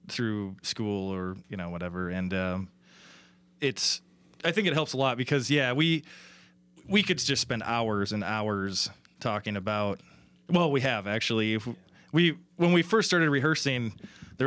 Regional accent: Indiana, United States; I've been in Indiana most of my life

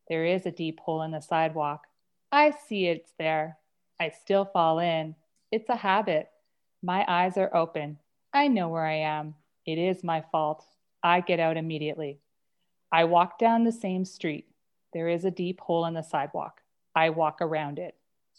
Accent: Toronto, Ontario, Canada; also born or lived in Lower Sackville; now in Calgary, Canada; So quickly, I ping-ponged back and forth between Toronto and a suburb of Halifax called Lower Sackville. So I was Toronto, Sackville, Toronto, Sackville, Toronto. That's where I grew up.

